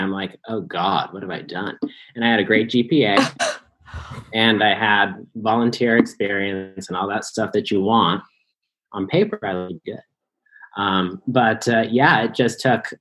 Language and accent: English; Arvada, Colorado, United States; I am from Denver, Colorado, a suburb at least